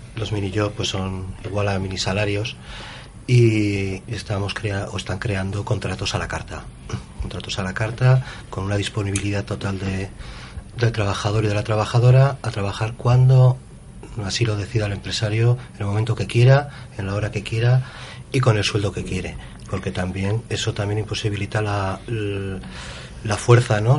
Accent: Alcañiz, Aragon, Spain; territorio de donde yo vengo, ¿no? donde el hospital de Alcañiz

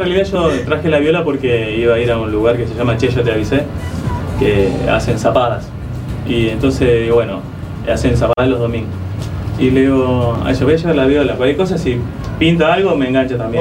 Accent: Chaco, Argentina; moved away; also born or lived in Las Heras, Buenos Aires; yo soy chaqueño. O sea que en mi casa te podés imaginar que se escuchaba chamamé

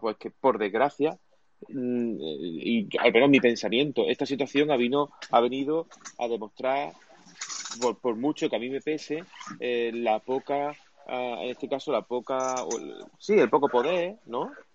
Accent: Cádiz, Andalusia, Spain; moved away; Cádiz, de hecho mi tierra de natal, ¿no? O sea, mi, toda mi familia de aquí

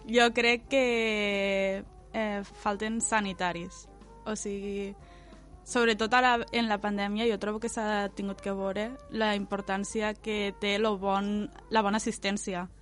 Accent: L'Ampolla, Catalonia, Spain; also born or lived in Tortosa / Camarles; jo m'he criat a l'Ampolla, però tampoc m'he criat exactament a l'Ampolla perquè he anat al col·le a Tortosa

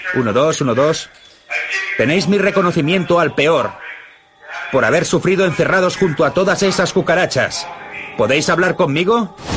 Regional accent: Florida, United States; Crecí en Florida, en el Golfo de México

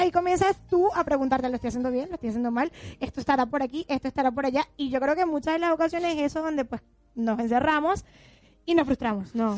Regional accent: Venezuela; now in Argentina; somos venezolanas

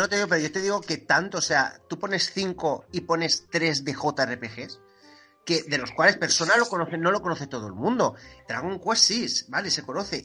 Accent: Gandia, Valencian Community, Spain; accent: apitxat; soy de Gandía

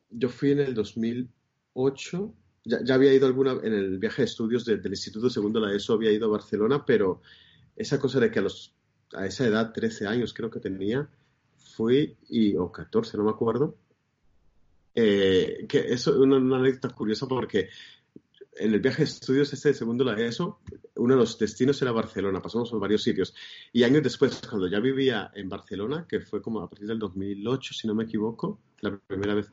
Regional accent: Bucaramanga, Santander, Colombia; born there; yo nací en, en Santander, en la ciudad de Bucaramanga, que es la quinta ciudad de, Colombia

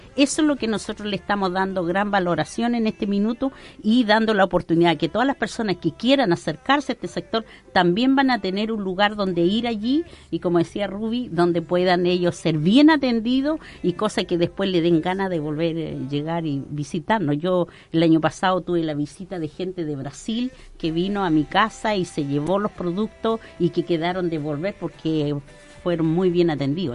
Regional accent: Arauco, Biobío, Chile; Yo, como persona acá de nuestro sector, de la comuna Arauco, soy de Guillay pertenezco a una comunidad

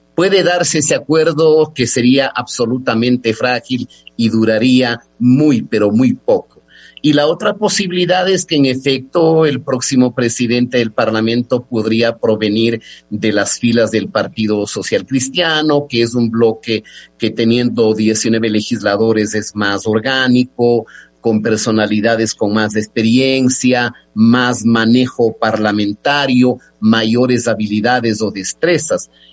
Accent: Ecuador; somos ecuatorianos

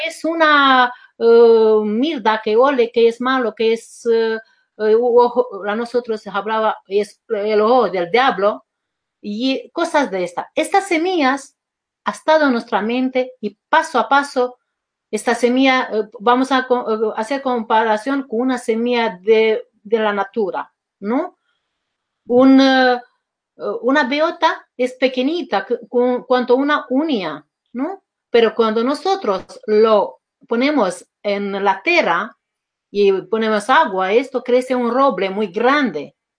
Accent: Romania; Spanish is a second language; moved away as an adult; now in Spain; yo me he llevado a mis dos hijos y me he ido en Constanza, que es Mar Negro

